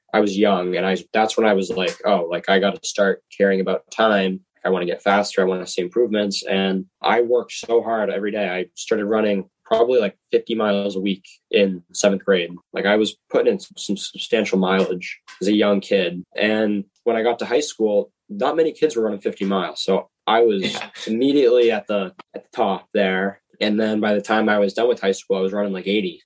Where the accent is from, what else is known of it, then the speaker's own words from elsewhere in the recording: Groton, Massachusetts, United States; I'm from Groton, Massachusetts